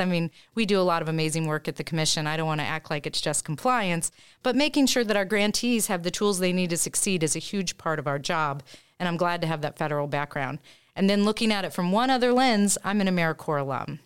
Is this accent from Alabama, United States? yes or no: no; Indiana, United States; also born or lived in Topeka, Kansas; now in Jefferson City, United States; originally from Indiana